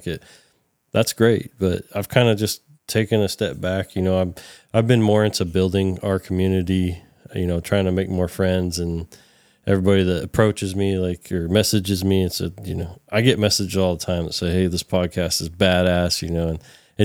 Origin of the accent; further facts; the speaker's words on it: California, United States; accent: Californian; my Californian accent